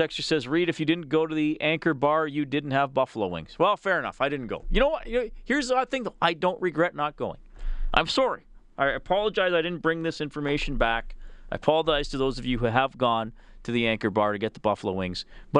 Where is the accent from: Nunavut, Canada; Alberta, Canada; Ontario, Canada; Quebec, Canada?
Alberta, Canada; Edmonton; I'm from Edmonton.